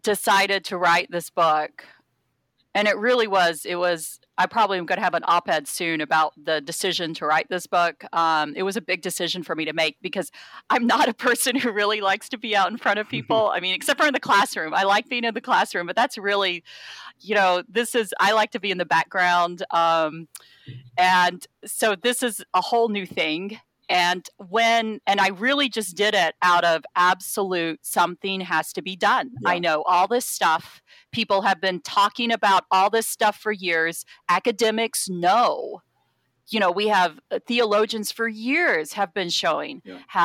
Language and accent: English; Waco, Texas, United States; the Waco Trib, which is my hometown newspaper